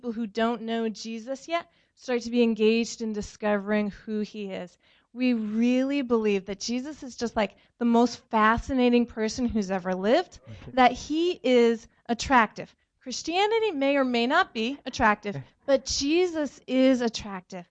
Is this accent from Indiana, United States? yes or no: no; Connecticut, United States; moved away as an adult; also born or lived in China / Ohio; now in Providence, United States; I grew up in Connecticut, went to school in Connecticut